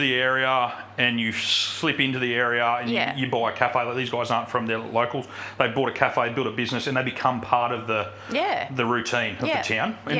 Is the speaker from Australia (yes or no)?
yes; Mullumbimby, New South Wales, Australia; I'm a sixth generation from here, and I'm a local.